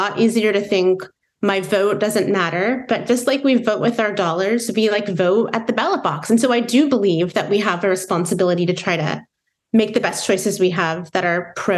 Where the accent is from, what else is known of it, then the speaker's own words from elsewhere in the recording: Midwest, United States; growing up in the Midwest, where it was certainly uncommon for people around me to identify as progressive politically